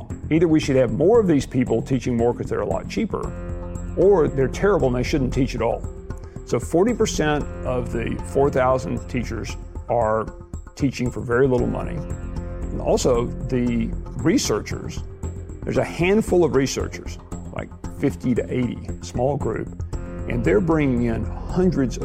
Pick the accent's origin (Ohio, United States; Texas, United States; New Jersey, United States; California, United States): Texas, United States; Abilene; He was somebody I knew from my hometown